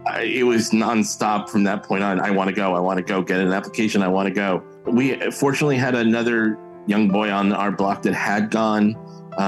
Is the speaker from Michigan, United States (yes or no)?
no; West Orange, New Jersey, United States; I grew up in West Orange, New Jersey, which claim to fame is where Edison invented the light bulb, about 45 minutes outside of New York City